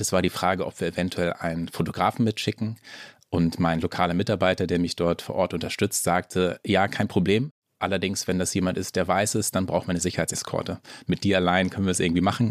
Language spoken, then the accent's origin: German; Schleswig-Holstein, Germany; als Norddeutscher, also ich bin in Schleswig-Holstein aufgewachsen